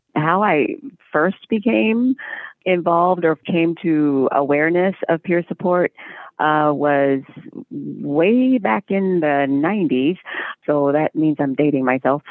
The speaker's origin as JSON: {"language": "English", "town": "Indianapolis", "region": "Indiana", "country": "United States", "tie": "born or raised there", "said": "in the basement of a hospital in Indianapolis, Indiana, that's my hometown"}